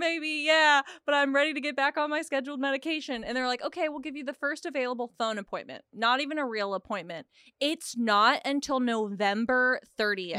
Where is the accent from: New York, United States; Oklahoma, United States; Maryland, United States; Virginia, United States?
Oklahoma, United States; also born or lived in Texas; now in California, United States; I grew up in Oklahoma, lived in Texas for a while